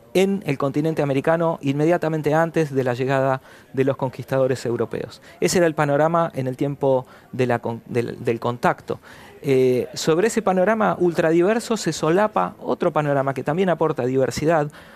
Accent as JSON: {"language": "Spanish", "region": "Patagonia", "country": "Argentina", "said": "Soy patagónico, mis padres son patagónicos, mis abuelos eran patagónicos."}